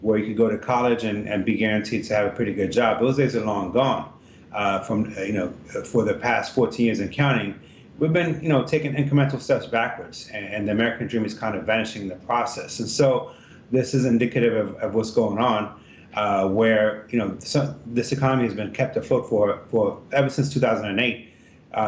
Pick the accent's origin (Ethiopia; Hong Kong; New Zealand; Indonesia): Ethiopia; now in Virginia, United States; I'm originally from Ethiopia, and the reason that my parents immigrated here in 82